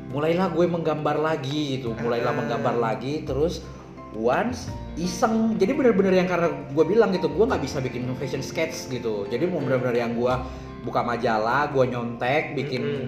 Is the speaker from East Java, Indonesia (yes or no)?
no; Bontang, East Kalimantan, Indonesia; moved away; di Bontang dulu gue ma- eh, langganan majalahnya